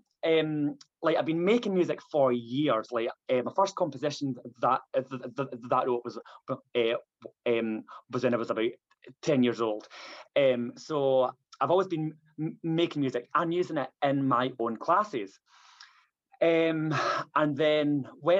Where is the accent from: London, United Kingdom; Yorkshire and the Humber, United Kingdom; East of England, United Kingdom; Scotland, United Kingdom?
Scotland, United Kingdom; Stirling; moved away as an adult; now in Manchester, United Kingdom; I am Scottish. I was born in Stirling, but moved to down to Manchester in 2007 when I was 24, and I've been here since.